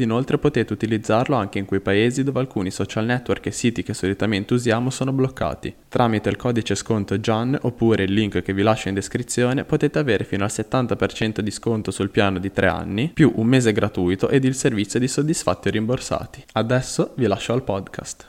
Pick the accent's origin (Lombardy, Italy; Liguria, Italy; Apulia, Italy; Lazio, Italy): Liguria, Italy; Genoa; io sono di Genova.